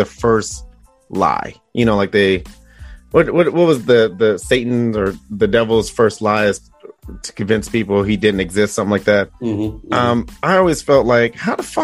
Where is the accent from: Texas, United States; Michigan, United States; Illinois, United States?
Michigan, United States; Detroit; moved away as an adult; also born or lived in Arizona; now in Iowa, United States; growing up in Detroit